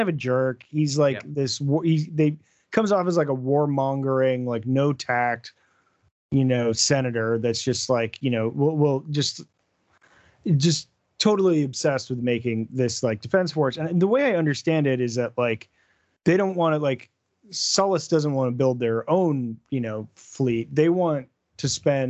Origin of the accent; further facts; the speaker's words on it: United States; I'm an American